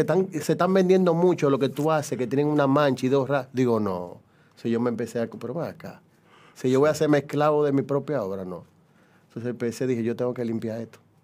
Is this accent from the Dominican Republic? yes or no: yes; Dominican Republic; Yo soy dominicano